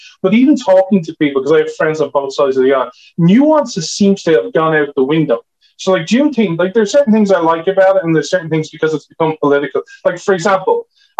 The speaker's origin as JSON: {"language": "English", "country": "Ireland", "said": "I'm Irish"}